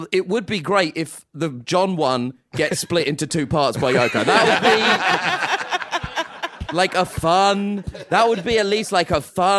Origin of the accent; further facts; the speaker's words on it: United Kingdom; I'm a huge … fan. Absolutely adore them. As all British people do, that's a true stereotype.